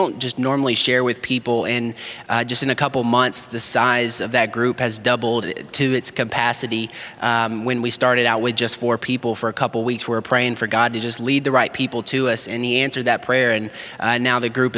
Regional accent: Murfreesboro, Tennessee, United States; moved away as an adult; also born or lived in Kentucky; I'm from Tennessee, Murfreesboro, Tennessee, and grew up there my whole life.

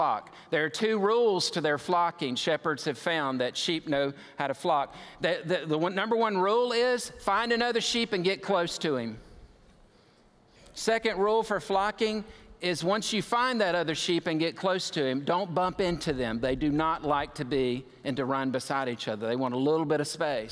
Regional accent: United States; I'm an American

